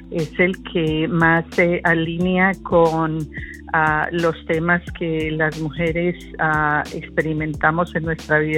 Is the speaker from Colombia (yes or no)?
yes; Colombia; now in United States; soy colombiana de nacimiento y ciudadana americana porque hice el resto de mi vida acá en los Estados Unidos.